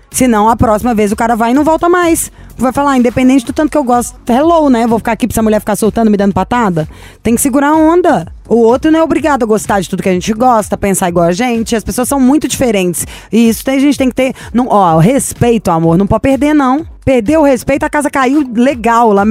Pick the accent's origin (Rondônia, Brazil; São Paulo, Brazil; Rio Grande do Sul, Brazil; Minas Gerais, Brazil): Minas Gerais, Brazil; Belo Horizonte; Sou de BH.